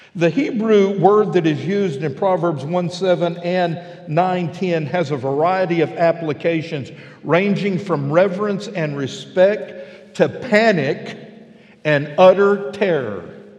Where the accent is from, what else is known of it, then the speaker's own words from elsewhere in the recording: West Texas, United States; now in Fort Smith, United States; I'm a flatlander. I grew up out in West Texas where roads are flat and straight